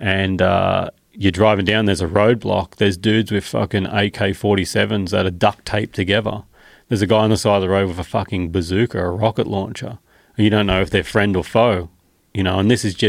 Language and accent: English; Australia; my home, Australia